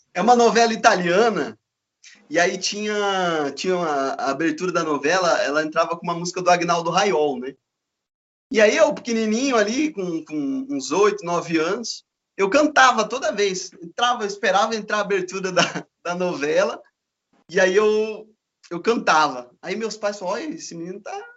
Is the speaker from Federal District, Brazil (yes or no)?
no; Campinas, São Paulo, Brazil; moved away as an adult; also born or lived in Paraná; eu sou de Campinas, né? E, e aí eu mudei para o Paraná